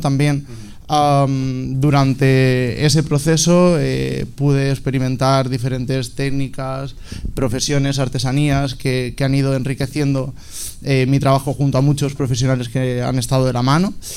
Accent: Alicante, Valencian Community, Spain; moved away; also born or lived in Barcelona; soy alicantino, tengo 27 años, eh, vine a Barcelona a estudiar moda

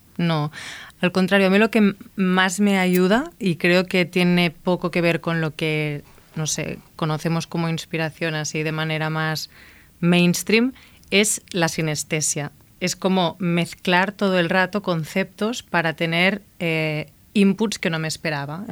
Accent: Igualada, Catalonia, Spain; moved away as an adult; also born or lived in Barcelona / New York; now in Madrid, Spain; yo soy de Igualada

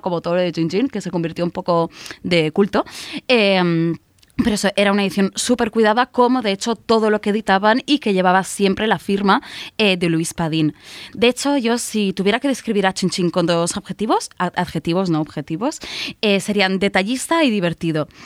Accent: Catalonia, Spain; also born or lived in Barcelona; Así como los catalanes, yo creo que se nos reconoce al legua por pedir un bikini en un bar

